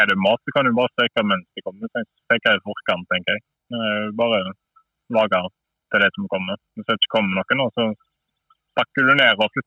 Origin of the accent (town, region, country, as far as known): neighbouring municipality of Fitjar, Vestland, Norway